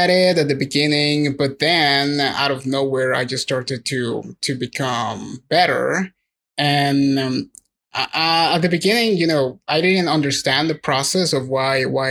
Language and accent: English; Mexico; first language Spanish; English is a second language; I'm not a native English speaker. So, you know, like a Mexican English speaker